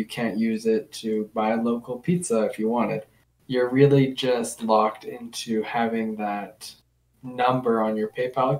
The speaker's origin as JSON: {"language": "English", "country": "Canada", "said": "I'm Canadian"}